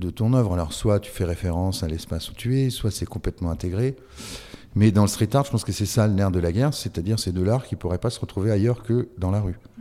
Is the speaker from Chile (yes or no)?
no; France; je suis français